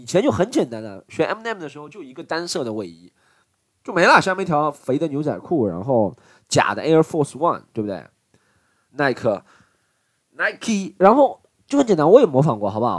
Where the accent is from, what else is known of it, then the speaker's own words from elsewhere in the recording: Shanghai, China; 我来自上海